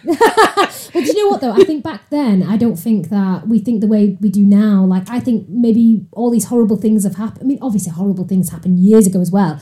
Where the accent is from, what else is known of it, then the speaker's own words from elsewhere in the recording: Salford, North West England, United Kingdom; moved away as an adult; now in Altrincham, United Kingdom; I'm from Salford originally